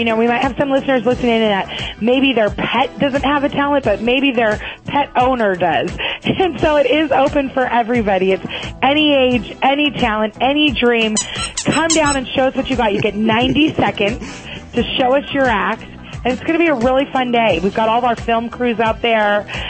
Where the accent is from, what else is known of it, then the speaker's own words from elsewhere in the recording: California, United States; Yes, I grew up in California.